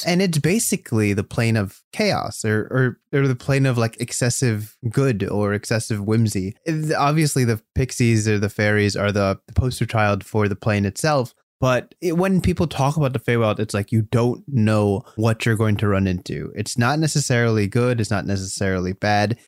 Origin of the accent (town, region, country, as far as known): United States